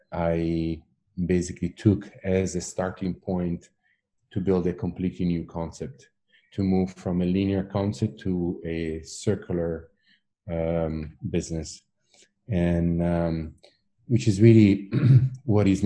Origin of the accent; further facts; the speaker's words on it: Italy; first language Italian; English is a second language; originally I'm Italian. That's my mother tongue.